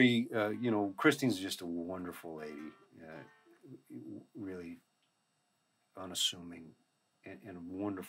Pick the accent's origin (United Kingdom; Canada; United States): United States; white kids and whatever growing up in America